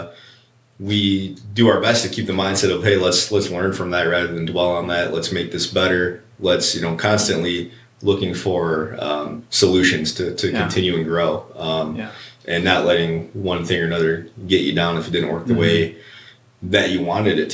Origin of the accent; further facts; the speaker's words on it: Trenton, Michigan, United States; I grew up in Trenton, you know, downriver